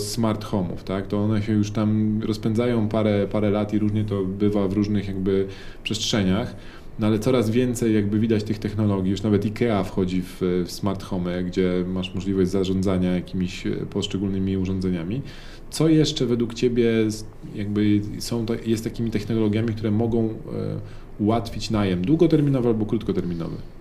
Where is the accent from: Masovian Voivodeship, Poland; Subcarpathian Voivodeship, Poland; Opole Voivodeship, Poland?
Masovian Voivodeship, Poland; Warsaw; skąd jesteśmy, jak usłyszeli z Warszawy